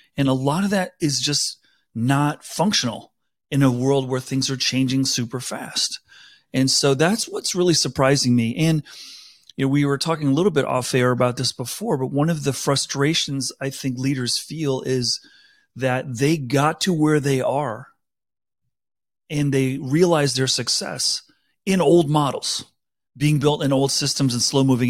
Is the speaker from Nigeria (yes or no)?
no; South Africa; now in United States; I grew up in South Africa.